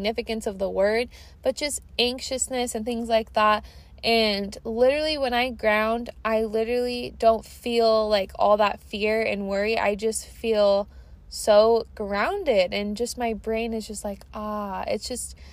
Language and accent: English; Washington, United States; I'm from Washington. You guys know that. I'm a Portlandia, Washingtonian girly